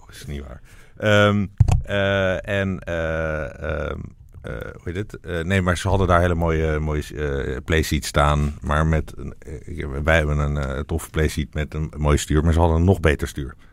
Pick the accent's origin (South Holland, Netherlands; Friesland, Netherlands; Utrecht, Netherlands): Friesland, Netherlands; dan wil ik kom uit Friesland en ik wil gewoon dat we allemaal